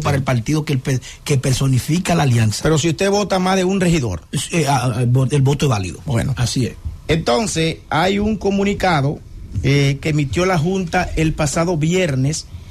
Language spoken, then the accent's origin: Spanish; Dominican Republic; nosotros como dominicanos también debemos respetar este proceso